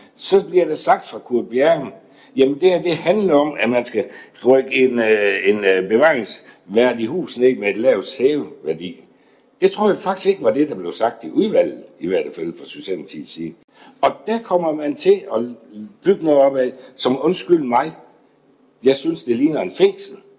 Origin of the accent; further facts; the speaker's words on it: Esbjerg, Southern Denmark, Denmark; Jeg er født og opvokset i Esbjerg.